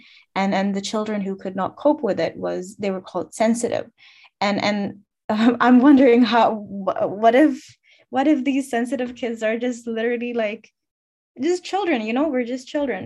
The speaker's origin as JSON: {"language": "English", "country": "Finland", "tie": "born or raised there", "said": "I'm born and raised in Finland, but I'm ethnically Bangladeshi or Bengali"}